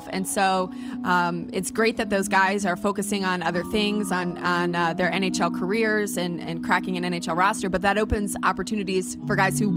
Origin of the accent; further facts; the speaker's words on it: United States; You're okay with that, though? I'm American.